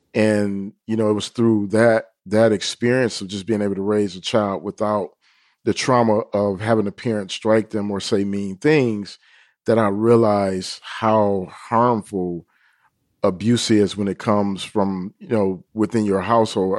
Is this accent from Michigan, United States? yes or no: yes; Detroit, Michigan, United States; where we were growing up in Detroit